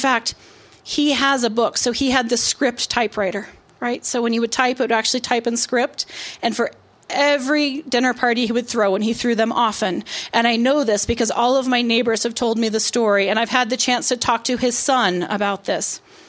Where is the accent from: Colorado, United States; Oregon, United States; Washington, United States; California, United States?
Colorado, United States; Fruita, Colorado and Golden, United States; moved away as an adult; also born or lived in Brooklyn, New York; now in Detroit, United States; how I, as a poor girl, growing up in Fruta, Colorado, and then Golden, Colorado, sort of went from becoming the first in my family to go to college to sort of being middle class enough